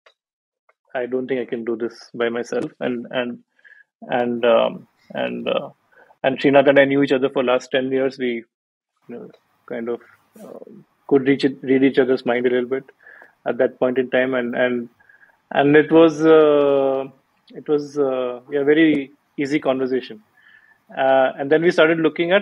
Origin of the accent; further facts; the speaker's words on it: Bhubaneswar, Odisha, India; moved away; I'm from Bhubaneswar